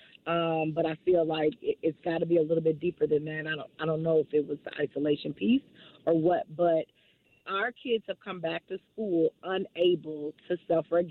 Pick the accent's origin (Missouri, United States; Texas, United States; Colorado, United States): Missouri, United States; St. Louis; moved away; I'm from St. Louis, born and raised, so I'm super excited to come home. I grew up in the Shaw neighborhood